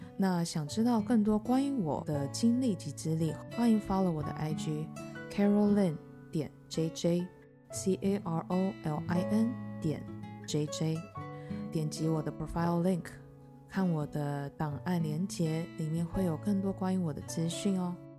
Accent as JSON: {"language": "Chinese", "country": "Taiwan", "also_born_or_lived": "United States", "moved": "as an adult", "said": "四十了。那其实才刚回来台湾不到一年的时间。在回来台湾之前，我在美国有长达十年的职涯"}